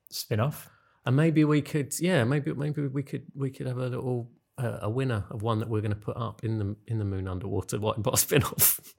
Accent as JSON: {"language": "English", "town": "Maidstone", "region": "South East England", "country": "United Kingdom", "tie": "born or raised there", "said": "I grew up in Maidstone"}